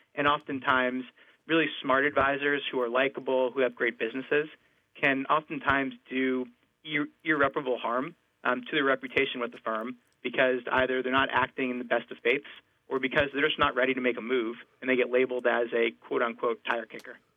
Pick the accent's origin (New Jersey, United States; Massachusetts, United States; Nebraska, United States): New Jersey, United States; I'm from New Jersey